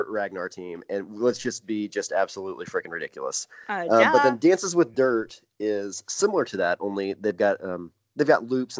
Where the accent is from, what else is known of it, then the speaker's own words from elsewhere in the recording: Brown County, Indiana, United States; my hometown park here, Brown County